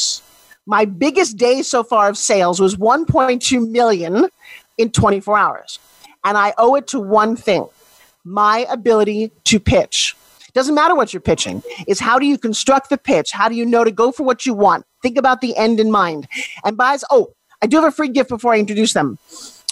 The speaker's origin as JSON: {"language": "English", "region": "New York", "country": "United States", "said": "I am a New Yorker"}